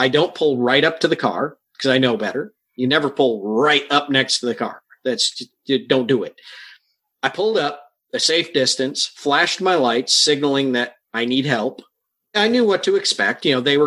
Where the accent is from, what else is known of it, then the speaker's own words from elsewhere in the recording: Michigan, United States; now in Ohio, United States; I'm from Ohio. I grew up in Michigan